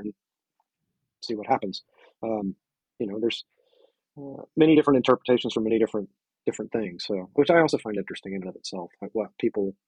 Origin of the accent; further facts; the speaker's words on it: the South, United States; I grew up in the South, so it's country is sort of in my veins